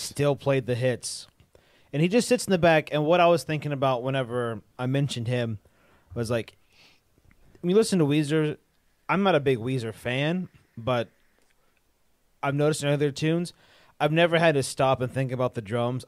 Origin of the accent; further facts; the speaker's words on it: Mississippi, United States; We're from Mississippi